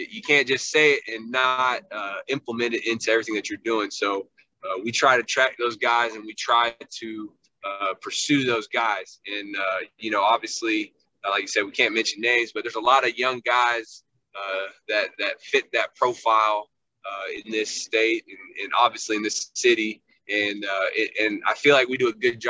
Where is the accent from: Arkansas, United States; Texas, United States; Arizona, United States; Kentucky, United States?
Kentucky, United States; Lexington; moved away as an adult; now in Louisville, United States; I grew up in Lexington